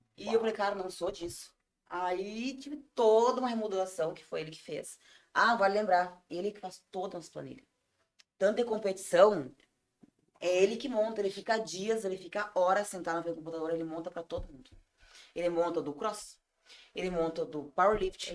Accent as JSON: {"language": "Portuguese", "town": "Ivorá", "region": "Rio Grande do Sul", "country": "Brazil", "tie": "born or raised there", "accent": "colono", "moved": "as an adult", "lives_now": "Tramandaí, Brazil", "said": "em Ivorá, na minha terra natal"}